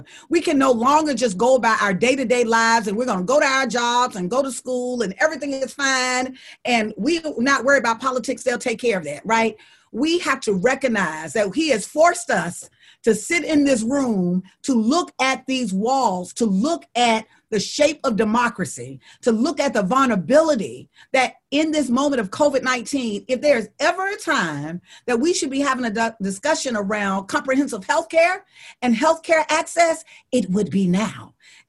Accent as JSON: {"language": "English", "region": "Deep South", "country": "United States", "said": "The reason why I know that is because I'm from the Deep South and we live with Trump every day."}